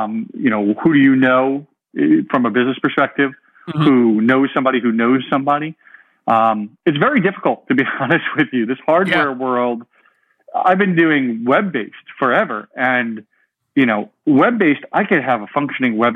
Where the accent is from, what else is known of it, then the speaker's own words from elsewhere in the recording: New York, United States; moved away as an adult; also born or lived in Pennsylvania / California; I grew up in New York, went to school in Pennsylvania